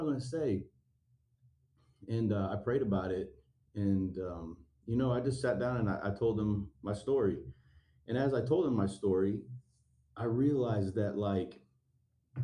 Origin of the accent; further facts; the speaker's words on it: Stone Mountain, Georgia, United States; I was raised in Stone Mountain, near Memorial Drive, Rockbridge Road, in that area.